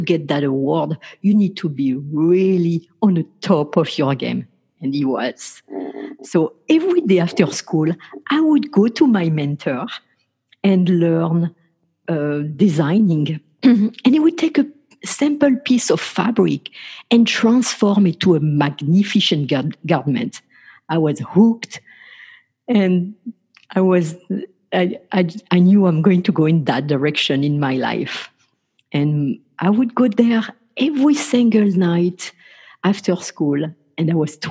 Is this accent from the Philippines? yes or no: no; France; I grew up in France